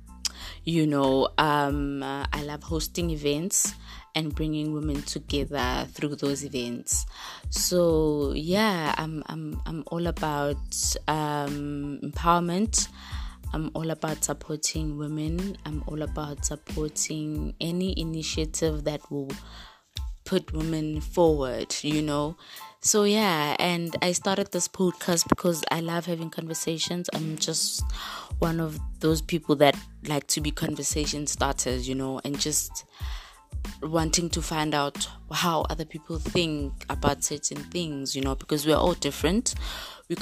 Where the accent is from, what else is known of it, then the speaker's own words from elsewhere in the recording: Springs, Gauteng, South Africa; I was raised in Springs